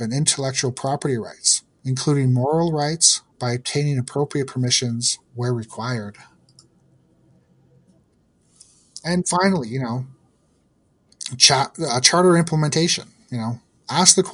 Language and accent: English; Ontario, Canada; also born or lived in Yukon; I'm from the East in Ontario